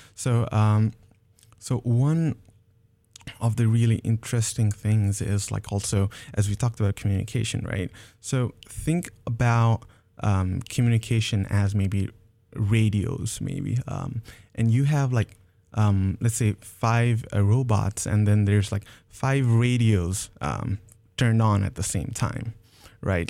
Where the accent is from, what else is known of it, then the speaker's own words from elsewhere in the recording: Nepal; moved away; back in Nepal, I'm originally from Nepal.